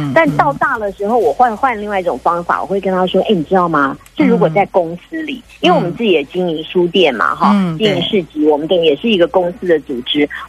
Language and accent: Chinese; Taichung, Taiwan; 我也是台中人，我是台中女儿